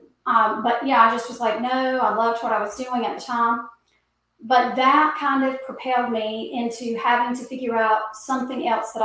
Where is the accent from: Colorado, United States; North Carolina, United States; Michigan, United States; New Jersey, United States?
North Carolina, United States; born and bred right here in North Carolina